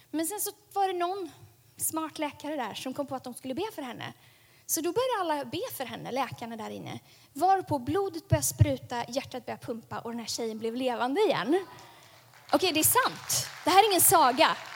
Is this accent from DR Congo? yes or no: yes; Lemera, South Kivu, DR Congo; Där växte jag upp, på Lemera.